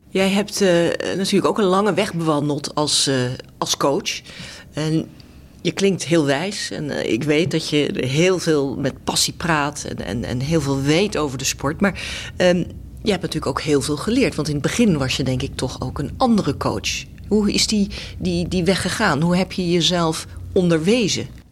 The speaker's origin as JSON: {"language": "Dutch", "town": "The Hague", "region": "South Holland", "country": "Netherlands", "said": "ik kom uit Den Haag"}